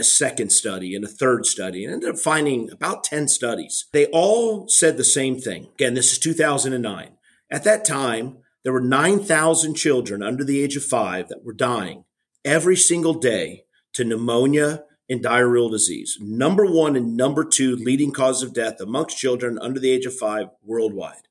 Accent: South Florida, United States; I'm originally from South Florida

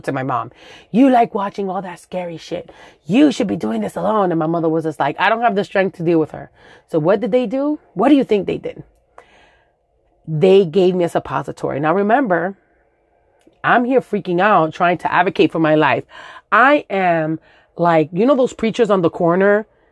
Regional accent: New York City, New York, United States; first language Spanish; English is a second language; I grew up in Los Sures in Williamsburg

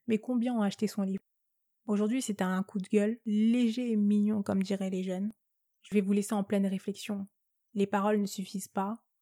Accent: France; first language French; Je suis née en France. Euh, l'unique langue que je maîtrise parfaitement, c'est le français, donc euh, non, j'ai pas, pas d'accent

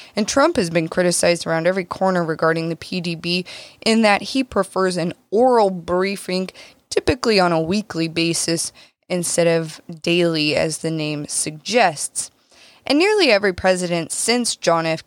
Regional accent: United States; as an American citizen

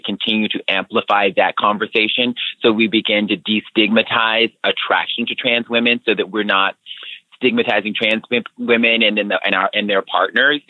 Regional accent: Alabama, United States; as a young person growing up in Alabama

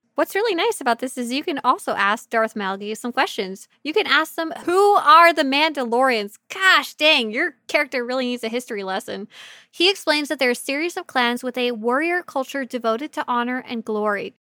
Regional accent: Canada; my home country of Canada

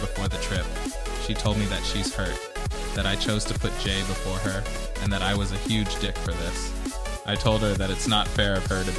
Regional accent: United Kingdom; I am British.

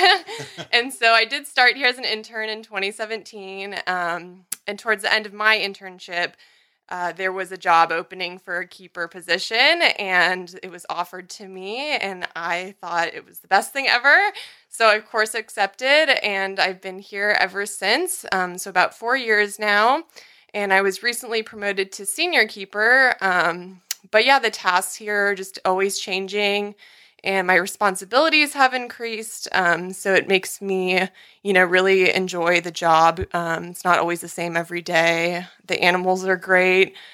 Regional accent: Redwood City, California, United States; I'm from Redwood City, California

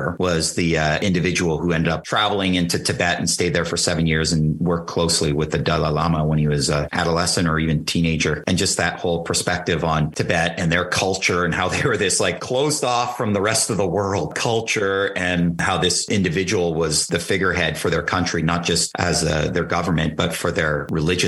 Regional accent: Canada; I'm a Canadian kid, and in in Canada, we have a far different perception

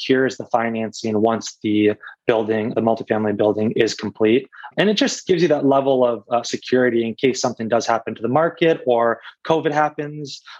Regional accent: Detroit, Michigan, United States; I grew up in Metro Detroit, so we know the area very well.

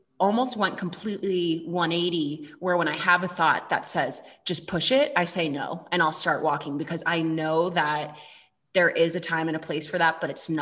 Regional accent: Boston, Massachusetts, United States; moved away as an adult; now in Colorado, United States; I am from Boston originally, but when I moved out to Colorado

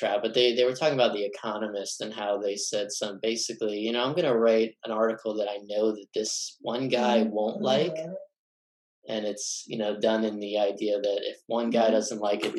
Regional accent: Texas, United States; So I am from Texas. I went to the same high school as Woody Allen, and I come from a family of court stenographers.

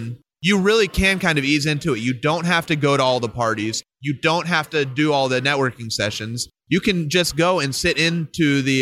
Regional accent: Dallas, Texas, United States; my hometown of Dallas, Texas

